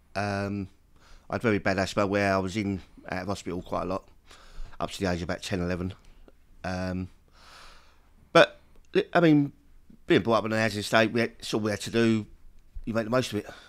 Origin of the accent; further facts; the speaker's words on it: London, United Kingdom; I come from Peckham